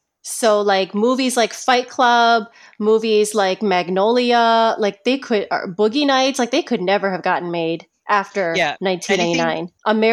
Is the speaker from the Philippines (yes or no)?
yes; Philippines; It's because we're Filipino, so like all the guys in the family, all the cousins and the uncles, everyone watches it.